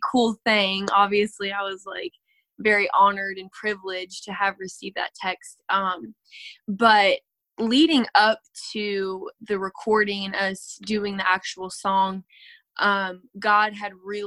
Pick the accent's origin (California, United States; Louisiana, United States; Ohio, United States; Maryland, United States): Maryland, United States; Lexington Park; I am from Lexington Park, Maryland